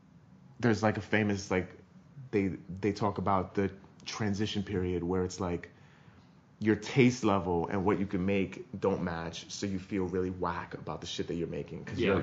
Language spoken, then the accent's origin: English; New York City, New York, United States; because I grew up in New York